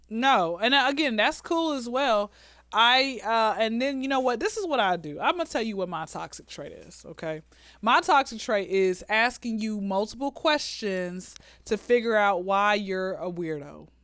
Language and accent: English; Atlanta, Georgia, United States; born and raised in Atlanta